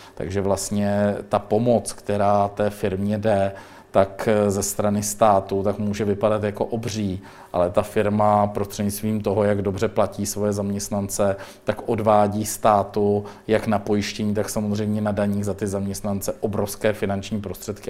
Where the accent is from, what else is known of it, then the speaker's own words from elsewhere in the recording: Mladá Boleslav, Central Bohemian Region, Czechia; já jsem z Mladé Boleslavy, takže u nás tak nějak to tempo řídí Škodovka